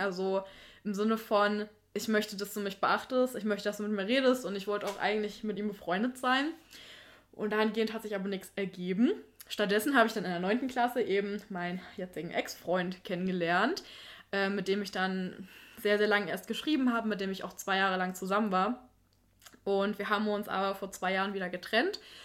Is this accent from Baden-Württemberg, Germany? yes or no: no; Thuringia, Germany; bei uns in Thüringen